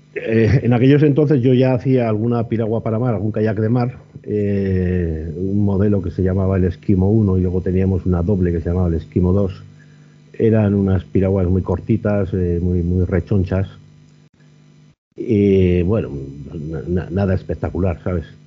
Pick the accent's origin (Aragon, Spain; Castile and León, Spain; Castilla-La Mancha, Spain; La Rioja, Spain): Castile and León, Spain; Burgos; aquí en Burgos? Pues, pues porque es mi tierra